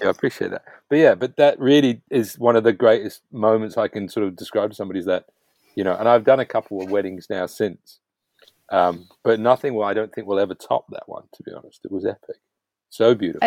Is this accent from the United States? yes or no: no; New Zealand; being a Kiwi, like myself